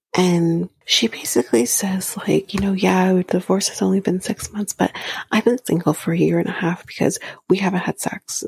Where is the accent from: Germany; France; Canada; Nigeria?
Canada; I'm Canadian